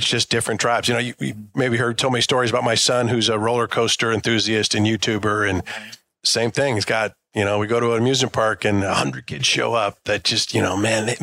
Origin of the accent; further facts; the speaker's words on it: Detroit, Michigan, United States; I grew up here in Detroit.